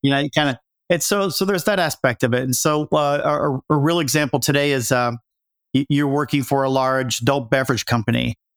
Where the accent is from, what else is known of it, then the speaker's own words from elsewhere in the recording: Appalachia, United States; moved away as an adult; I grew up in Appalachia